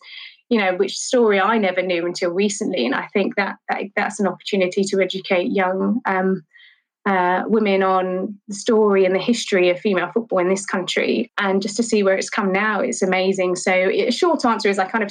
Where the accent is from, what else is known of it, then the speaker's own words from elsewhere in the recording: London, United Kingdom; I grew up in Charlton